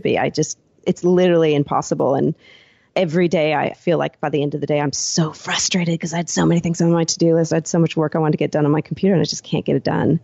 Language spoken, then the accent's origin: English; Seattle, Washington, United States; moved away as an adult; now in Gold Coast, Australia; I'm originally from Seattle